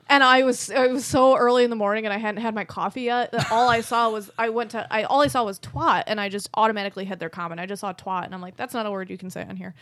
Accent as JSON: {"language": "English", "town": "Rochester", "region": "New York", "country": "United States", "accent": "Rochester", "said": "I'm in Rochester. I have the Rochester accent."}